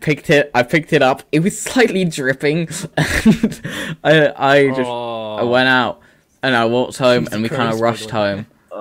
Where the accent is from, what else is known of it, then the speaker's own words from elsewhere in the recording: Wales, United Kingdom; born there; I wasn't actually born in England. I was born in Wales.